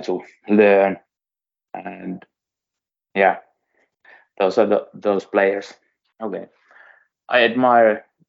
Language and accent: English; Suomussalmi, Kainuu, Finland; English is a second language; I come from Suomussalmi. It's near Sotkamo and in the east. So when I was a little boy, I went to see Sotkamo Jymy games